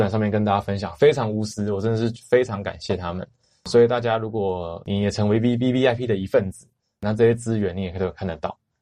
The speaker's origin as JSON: {"language": "Chinese", "country": "Taiwan", "said": "我们台湾的创作者"}